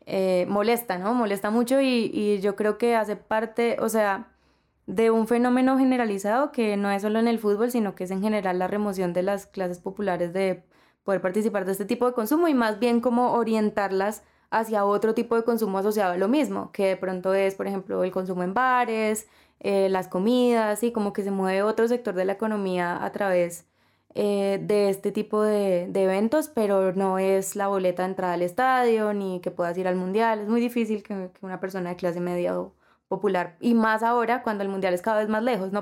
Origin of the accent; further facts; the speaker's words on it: Colombia; yo por lo general no me identifico mucho como colombiana